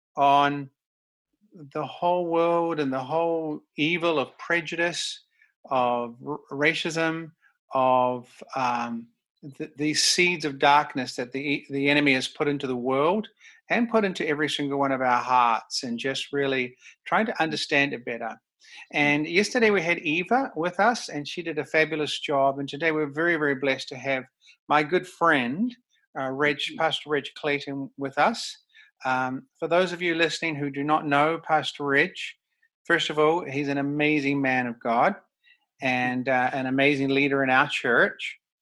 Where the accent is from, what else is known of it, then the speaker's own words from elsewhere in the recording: New Zealand; now in Vancouver, Canada; I'm from New Zealand, so I my mm-hmm. culture is actually a little bit different to suburban mm-hmm. Vancouver mm-hmm. culture